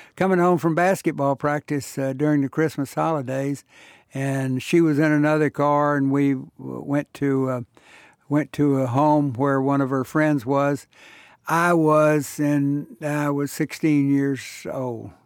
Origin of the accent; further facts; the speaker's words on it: Houston, Texas, United States; I was born and raised in Houston.